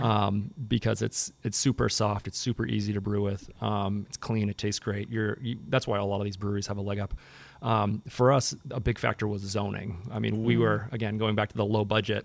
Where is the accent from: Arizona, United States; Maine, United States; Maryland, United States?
Maine, United States; Portland; I grew up in Southern Maine